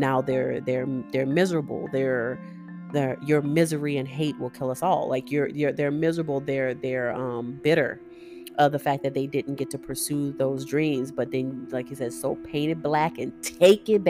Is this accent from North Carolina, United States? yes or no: no; Louisiana, United States; I am a Creole. I am from Louisiana